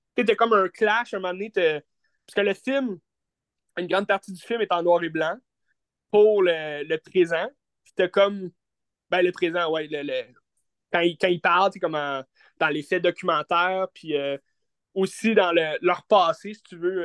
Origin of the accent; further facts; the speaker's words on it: Quebec, Canada; En tant que Québécois